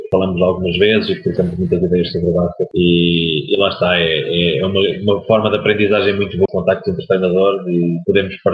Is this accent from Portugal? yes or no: yes; Oliveira do Bairro, Centro, Portugal; also born or lived in Sangalhos / Coimbra; sou de Oliveira do Bairro, distrito de Aveiro